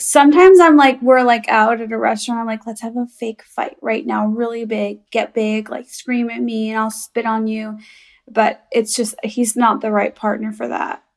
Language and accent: English; Chicago, Illinois, United States; I'm from Chicago